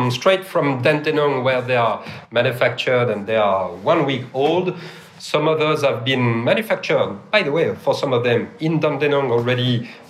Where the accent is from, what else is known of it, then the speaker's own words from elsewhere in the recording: Melbourne, Victoria, Australia; I'm born and raised in Melbourne, and then Trams, can you believe that?